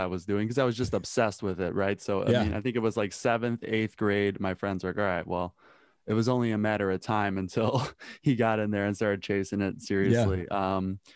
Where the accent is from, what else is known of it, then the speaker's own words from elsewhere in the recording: Chicago, Illinois, United States; I grew up in Chicago, Illinois.